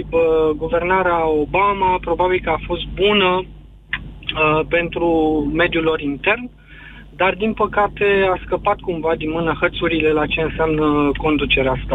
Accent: Romania; Adică eu, ca român, m-aș simți mult mai confortabil dacă la conducerea Statelor Unite ar fi un republican

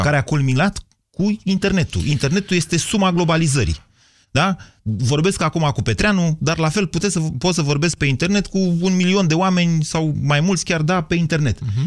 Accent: Romania; ca român de aici din România

